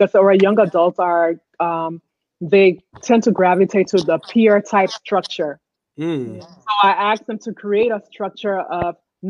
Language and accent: English; Liberia; moved away; I grew up in Liberia